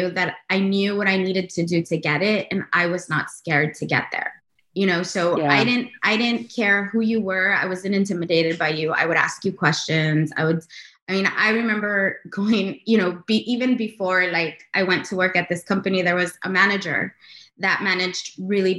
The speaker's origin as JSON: {"language": "English", "town": "Los Angeles", "region": "California", "country": "United States", "tie": "born or raised there", "said": "as a Latina girl growing up in Los Angeles"}